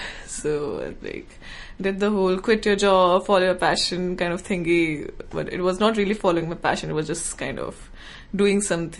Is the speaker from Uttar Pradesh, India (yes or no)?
yes; Noida, Uttar Pradesh, India; first language Hindi; English is a second language; moved away as an adult; So I'm from India, from a suburban town called Noida near Delhi.